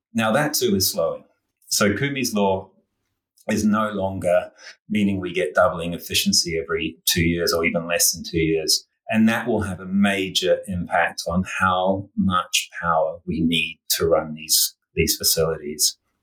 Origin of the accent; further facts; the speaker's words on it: New Zealand; also born or lived in Australia; now in New York, United States; you might detect from my accent that I grew up in New Zealand and spent many, many years in Australia.